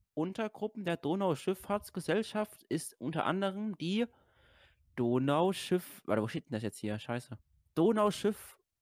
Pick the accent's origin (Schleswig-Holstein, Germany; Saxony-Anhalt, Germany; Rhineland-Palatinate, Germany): Rhineland-Palatinate, Germany; bei uns in Rheinland-Pfalz